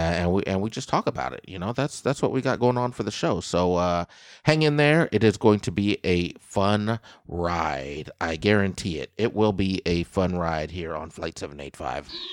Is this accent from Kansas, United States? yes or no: yes; Kansas, United States; my home state of Kansas